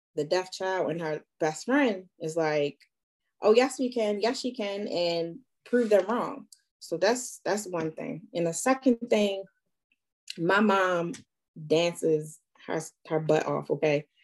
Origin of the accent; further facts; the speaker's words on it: Baltimore, Maryland, United States; first language sign language; I'm from Baltimore, Maryland